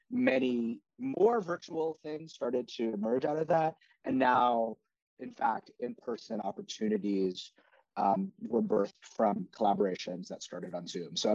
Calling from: New York City, New York, United States; I'm at home in New York City and Hamilton Heights

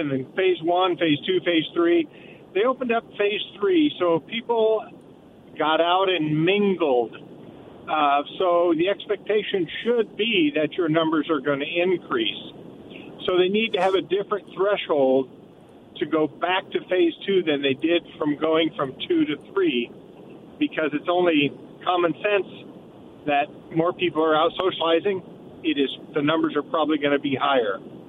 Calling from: Prosser, Washington, United States; I'm calling from Prosser.

